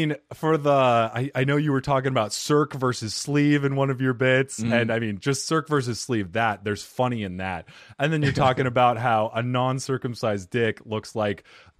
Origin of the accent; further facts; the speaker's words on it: Phoenix, Arizona, United States; I'm from here, from Phoenix, Arizona.